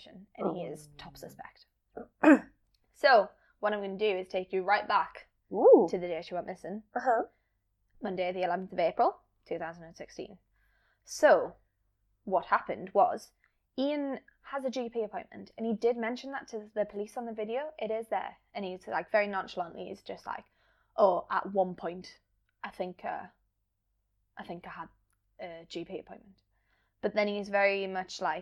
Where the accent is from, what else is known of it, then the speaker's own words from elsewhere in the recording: South Shields, North East England, United Kingdom; my hometown of South Shields